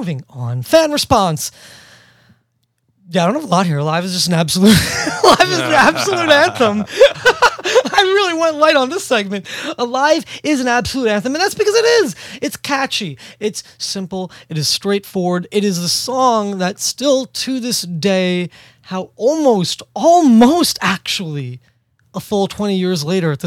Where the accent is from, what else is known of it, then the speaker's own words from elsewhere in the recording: New York City, New York, United States; born and raised in New York City.